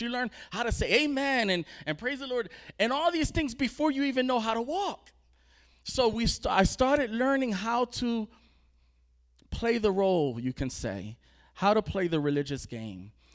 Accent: New Jersey, United States; we're from New Jersey, so we're east

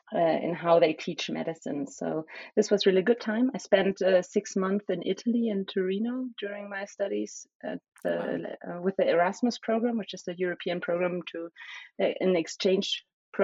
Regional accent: small village near Cologne, North Rhine-Westphalia, Germany; first language German and Spanish; English is a second language; also born or lived in Berlin; So I was born in Berlin, the capital of Germany, but I grew up in a kind of small village near Cologne, which is in the center west of Germany

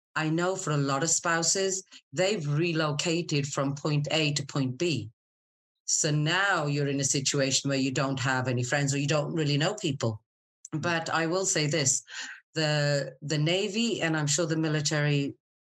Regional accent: Scotland, United Kingdom; moved away as an adult; also born or lived in Wolverhampton, England / Middle East; now in San Diego, United States; I was born in a little place in England called Wolverhampton, and I was there for a very short period of time before the family moved to Scotland. So I normally just tell people Scotland

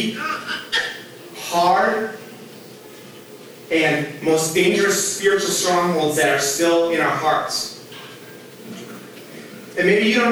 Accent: Minnesota, United States; I grew up here in Minnesota

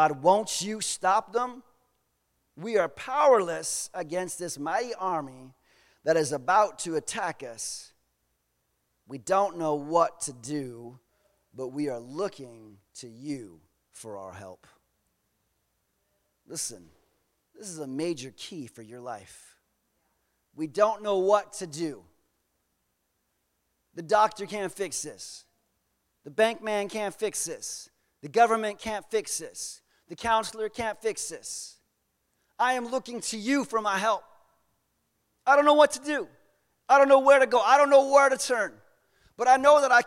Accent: Southern United States, United States; we are from the Southern United States. We grew up differently

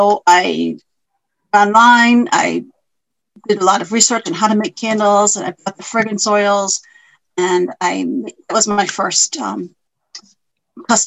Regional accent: Smithfield, Rhode Island, United States; also born or lived in South Kingstown, Rhode Island; I grew up in Smithfield. Now I live in South Kingstown.

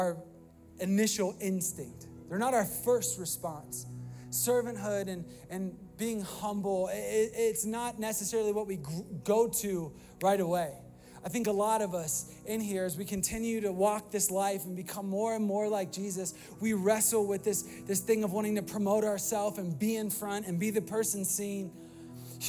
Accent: Virginia, United States; moved away as an adult; also born or lived in Florida; I was new from Virginia

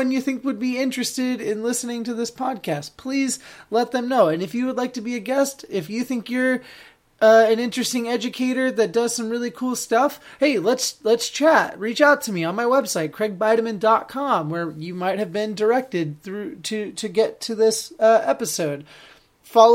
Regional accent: Keizer, Oregon, United States; born or raised there

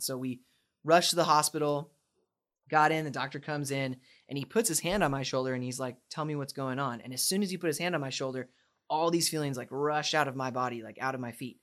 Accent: Spokane, Washington, United States; moved away as an adult; also born or lived in Dallas; born and raised in Spokane, Washington

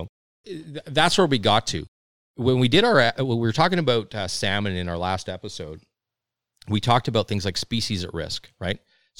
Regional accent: Saskatchewan, Canada; I mean, and I'm in from Saskatchewan. Like, we got, hundreds of thousands of white-tailed deer.

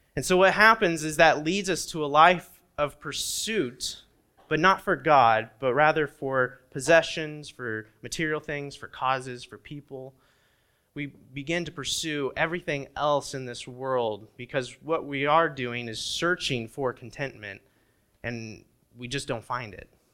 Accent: Indiana, United States; moved away; when I was growing up in Indiana

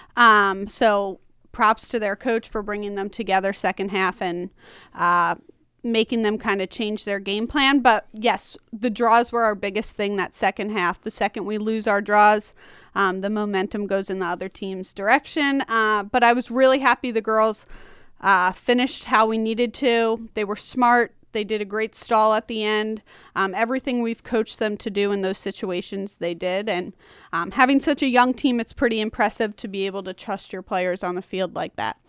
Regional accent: Long Island, New York, United States; moved away as an adult; also born or lived in Washington County, Maryland / Frederick County, Maryland; now in Maryland, United States; I'm from Long Island

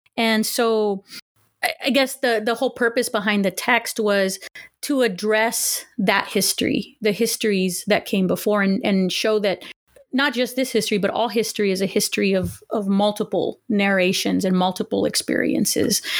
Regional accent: Los Angeles, California, United States; also born or lived in Huntington Park, California / Pittsburgh / Texas / Pasadena; I was born in Huntington Park, California, um, to working class family, and I'm the eldest of two children, and I pretty much grew up in, in the L A area

